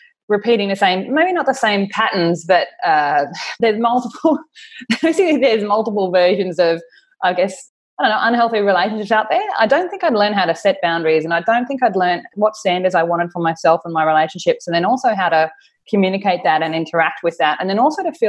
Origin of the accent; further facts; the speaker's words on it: Australia; now in Auckland, New Zealand; I'm Australian. I'm currently living in Auckland in New Zealand with my partner, Perry.